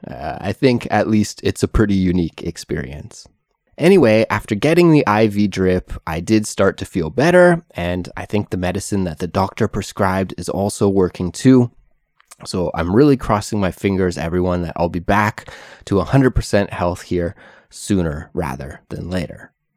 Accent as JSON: {"language": "English", "country": "Canada", "moved": "as an adult", "lives_now": "South Korea", "said": "I currently live in South Korea, although I'm originally from Canada"}